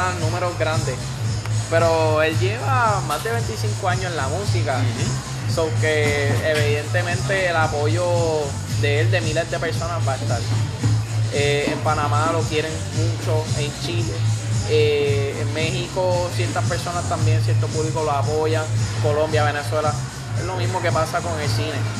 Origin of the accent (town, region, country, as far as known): Puerto Rico